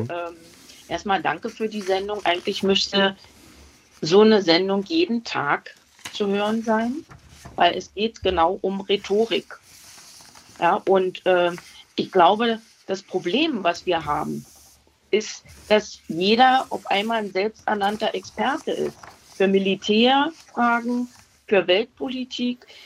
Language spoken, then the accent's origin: German; Berlin, Germany; Ich muss dazu sagen, ich habe beim äh, Anruf gesagt, ich komme aus Ostberlin.